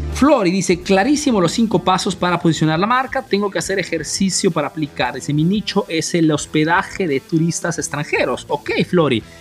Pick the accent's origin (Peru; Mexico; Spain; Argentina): Peru; moved away as an adult; now in Italy; yo soy peruano, pero vivo en Italia desde hace más de 25 años